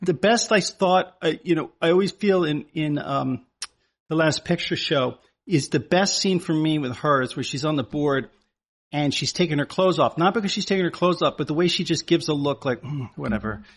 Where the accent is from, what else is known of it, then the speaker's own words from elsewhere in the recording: Connecticut, United States; the girls that I grew up with in Connecticut as a kid